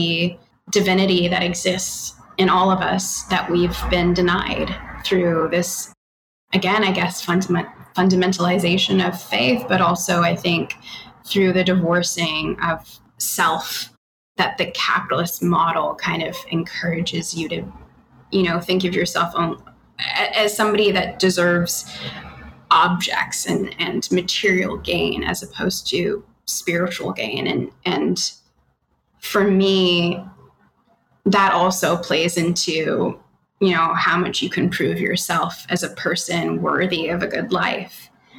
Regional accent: Australia; also born or lived in Canada; now in United States; I'm Australian Canadian, but I've lived here and I've completely lost my accent. I was born in Canada and I was raised in Australia.

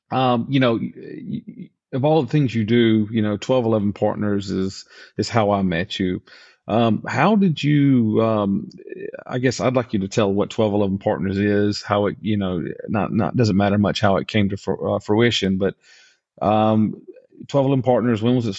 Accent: Georgia, United States; I grew up in Georgia in the 80s and in the 90s.

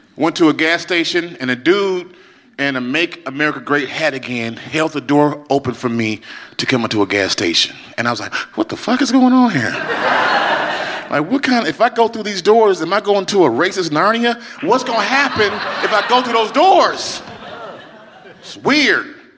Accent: Chicago, Illinois, United States; I was in my hometown of Chicago, Illinois, Chi Town

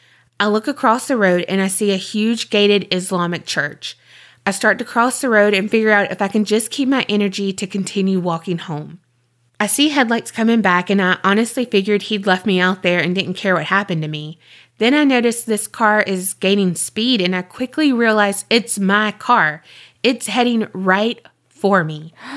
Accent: Indiana, United States; now in Florida, United States; The man I was married to changed when he moved me from my home state of Indiana to Florida.

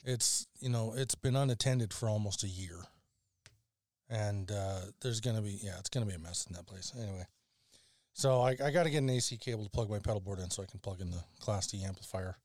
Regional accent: Alberta, Canada; I come from Alberta

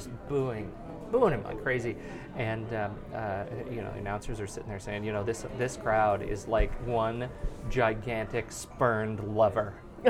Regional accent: Colorado, United States; Well, I'm from Colorado, I've got some Colorado love.

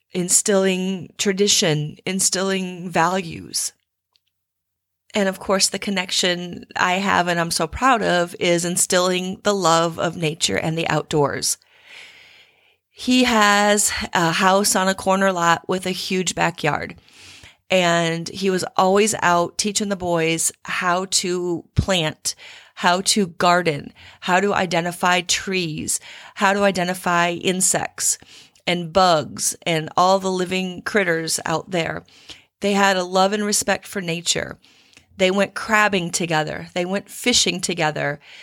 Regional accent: Midwest, United States; moved away as an adult; now in Texas, United States; I've spent almost equal amount of time in Texas as I have where I grew up in the Midwest

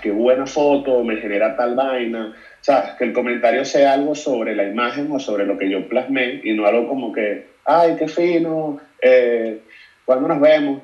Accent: Caracas, Capital District, Venezuela; moved away as an adult; also born or lived in United States; now in Madrid, Spain; soy de Caracas, Venezuela

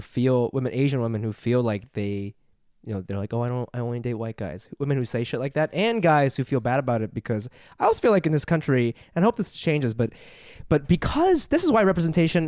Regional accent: Japan; moved away; I grew up in Japan

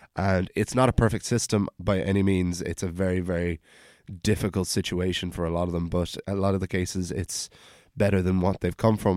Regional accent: Wicklow, Leinster, Ireland; I was born and raised in Wicklow Town

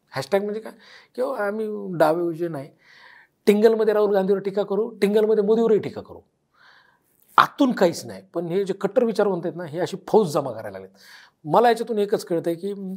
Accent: Beed district, Maharashtra, India; बीड जिल्ह्यात आमच्या जिल्ह्यात

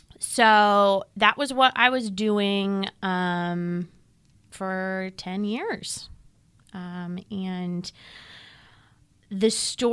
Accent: United States; as an American who grew up in a lower middle income family with a knowledge of poverty

